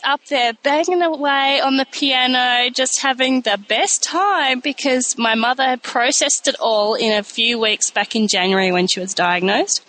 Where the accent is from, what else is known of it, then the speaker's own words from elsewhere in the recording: Australia; Being an Australian with British parents